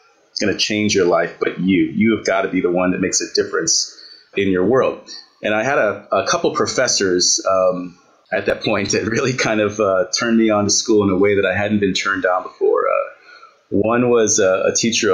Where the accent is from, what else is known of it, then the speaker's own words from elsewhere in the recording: Santa Ana, California, United States; also born or lived in Bronx, New York; now in Ohio, United States; I grew up in Santa Ana, California